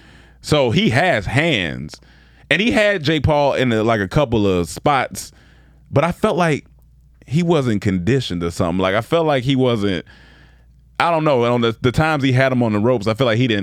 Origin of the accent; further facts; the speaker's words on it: Germany; I'm from Germany.